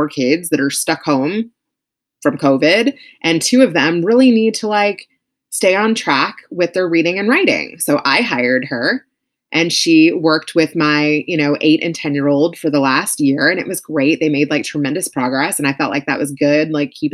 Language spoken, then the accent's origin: English; Louisville, Kentucky, United States; Louisville, which was like my hometown.